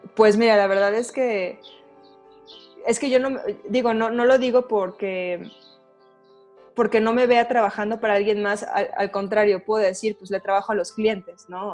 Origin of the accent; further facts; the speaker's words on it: Mexico; aquí en México